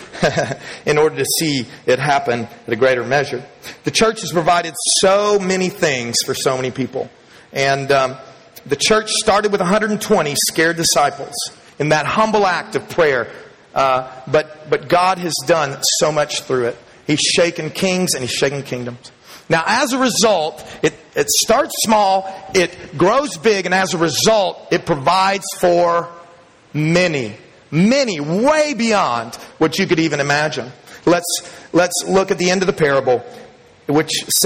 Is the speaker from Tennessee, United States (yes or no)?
no; Dallas, Texas, United States; When I was a young man growing up in Texas, I grew up in Dallas